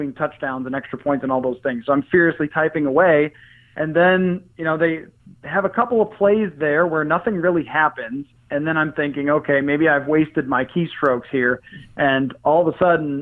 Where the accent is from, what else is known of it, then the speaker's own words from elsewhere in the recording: Buffalo, New York, United States; now in Minneapolis, United States; I grew up in Buffalo